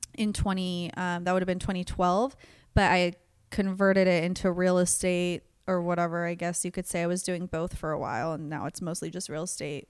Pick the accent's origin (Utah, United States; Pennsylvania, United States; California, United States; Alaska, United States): California, United States; Antioch; also born or lived in Sacramento, California / Chico, California; I was born in Sacramento, but moved to Antioch, California, which is East Bay area